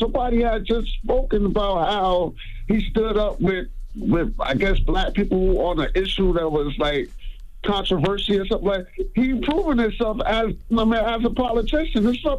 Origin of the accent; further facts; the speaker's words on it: New Jersey, United States; I'm from Jersey. I'm from East North, New Jersey.